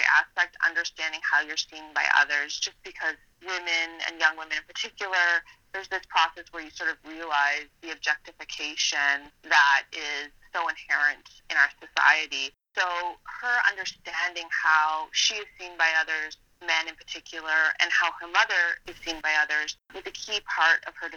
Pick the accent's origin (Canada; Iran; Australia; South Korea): Canada; Annapolis Valley, Nova Scotia; moved away; I'm from the Annapolis Valley where the book is set, but then I did end up moving away.